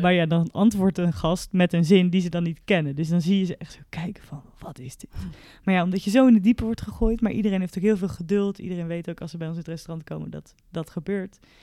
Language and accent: Dutch; Netherlands; als Nederlander